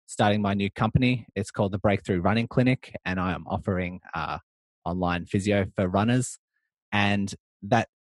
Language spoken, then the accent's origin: English; Melbourne, Victoria, Australia; I'm from Melbourne, Australia